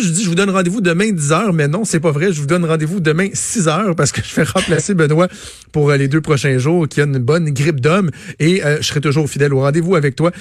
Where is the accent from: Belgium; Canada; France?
Canada; Quebec